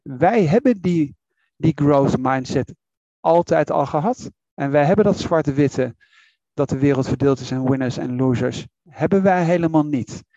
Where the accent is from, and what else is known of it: Netherlands